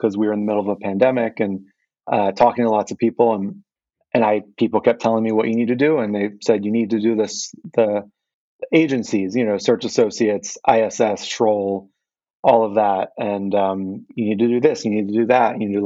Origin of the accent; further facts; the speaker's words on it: Philadelphia, Pennsylvania, United States; moved away as an adult; now in Japan; I was born and raised in Philadelphia and spent many years there and went to university there